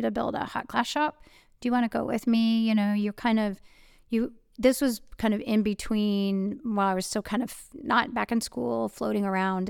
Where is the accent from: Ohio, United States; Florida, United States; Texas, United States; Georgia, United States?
Ohio, United States; Cleveland; this very protective, conservative-ish privilege bubble I grew up in in Cleveland